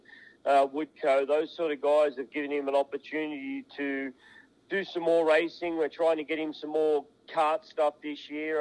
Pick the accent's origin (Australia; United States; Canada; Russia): Australia; moved away; the racetrack that I grew up in Australia on.